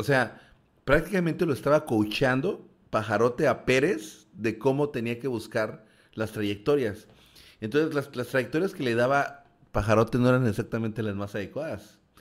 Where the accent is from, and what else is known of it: Mexico